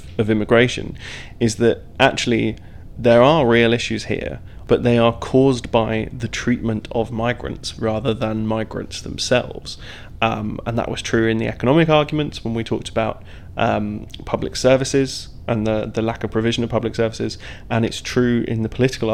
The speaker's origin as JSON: {"language": "English", "area": "Devon", "region": "South West England", "country": "United Kingdom", "tie": "born or raised there", "also_born_or_lived": "East London", "moved": "yes", "lives_now": "London, United Kingdom", "said": "I grew up in Devon and moved to East London and have lived in East London for years now and work there"}